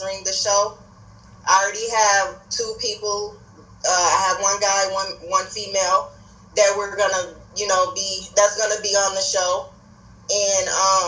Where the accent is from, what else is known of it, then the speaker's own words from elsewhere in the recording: Minnesota, United States; also born or lived in Gary, Indiana; I was born in Gary, Indiana, but I've been living here in Minnesota since the age of 5.